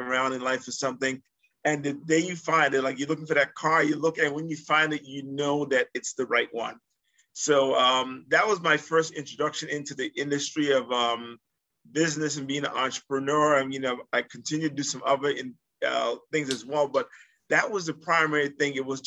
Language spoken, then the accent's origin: English; U.S. Virgin Islands; moved away as an adult; also born or lived in Massachusetts; I was born in the Virgin Islands, St. Thomas, Virgin Islands.